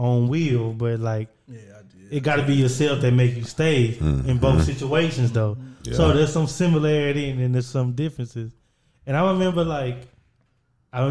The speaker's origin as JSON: {"language": "English", "town": "Orange", "country": "United States", "tie": "born or raised there", "also_born_or_lived": "New York", "moved": "as an adult", "said": "we're all from Orange. Nick P is from Orange as well. From our hometown"}